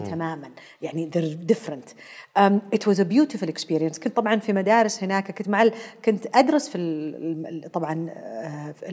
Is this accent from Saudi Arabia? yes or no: no; Karachi, Sindh, Pakistan; آه، تحديدا في كراتشي عشان كذا تسولفين